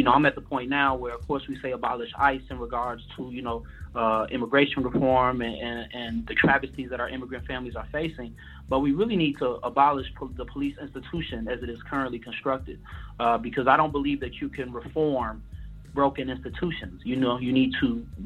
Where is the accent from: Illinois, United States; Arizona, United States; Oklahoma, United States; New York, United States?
Illinois, United States; Chicago; I'm from Chicago